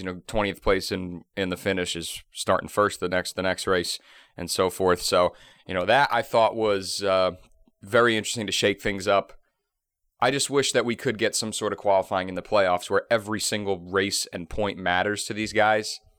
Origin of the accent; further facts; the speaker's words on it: Northeast, United States; I'm from the Northeast